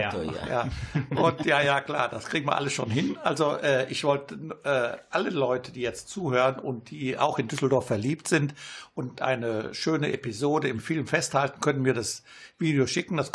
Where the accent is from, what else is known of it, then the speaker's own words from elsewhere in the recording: Italy; now in Germany; Ja, bis jetzt ganz gut, nur komme ich selten nach Italien jetzt